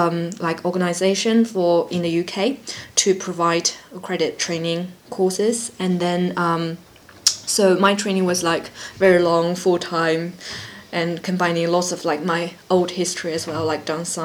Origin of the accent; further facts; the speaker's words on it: China; moved away as an adult; now in London, United Kingdom; And I came over to London from China because I was learning about dance science program for my master's degree.